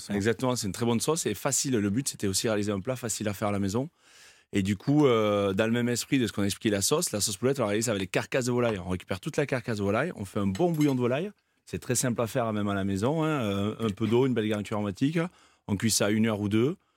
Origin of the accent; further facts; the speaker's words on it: France; chez nous en France, en Haute-Provence.